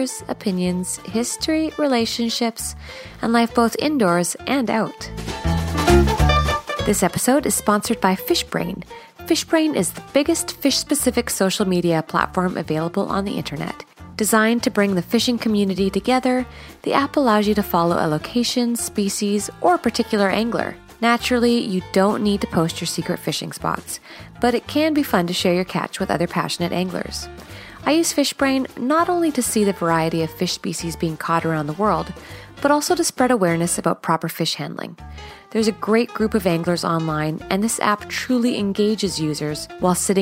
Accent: Canada; I'm Canadian

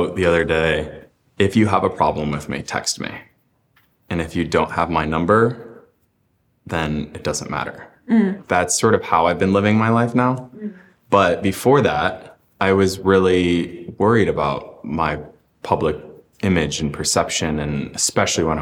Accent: Illinois, United States; I grew up in Illinois and there wasn't a lot of queer representation

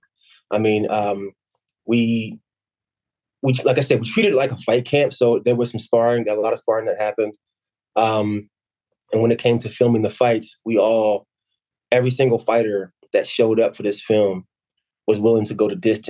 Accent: Camden, New Jersey, United States; I'm from Camden, New Jersey

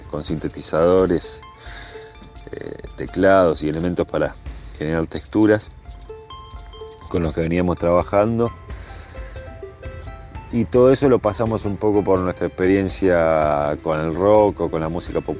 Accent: Buenos Aires, Argentina; moved away as an adult; also born or lived in Sierras de Córdoba, Argentina; now in Córdoba, Argentina; Nosotros somos de Buenos Aires originalmente

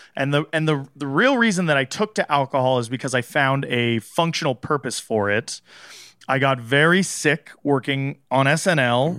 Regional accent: Southern California, United States; I grew up in Southern California

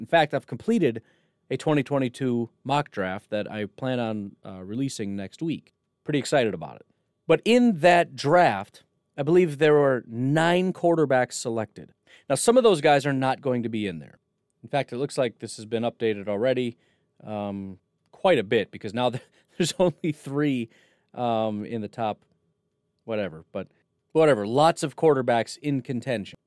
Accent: Illinois, United States; When I grew up in Illinois

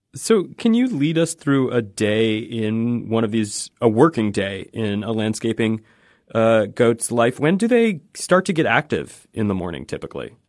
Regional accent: Pacific Northwest, United States; moved away; I'm from the Pacific Northwest

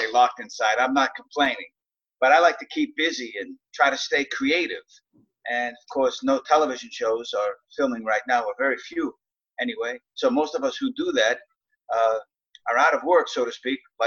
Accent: Boston, Massachusetts, United States; I grew up in South Boston, Massachusetts, otherwise known as Southie

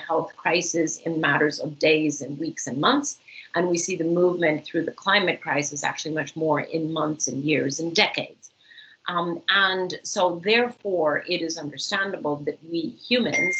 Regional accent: Costa Rica; in the very wonderful country of Costa Rica, my home country

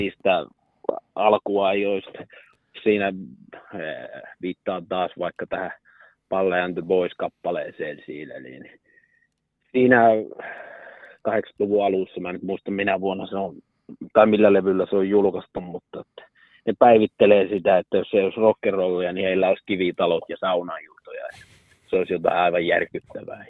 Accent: Karstula, Central Finland, Finland; mä olen Karstulasta kotoisin

